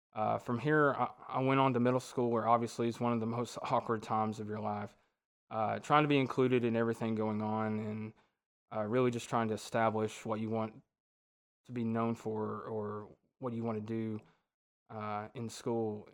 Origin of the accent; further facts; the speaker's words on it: Ringgold, Georgia, United States; I was born and raised in Ringgold, Georgia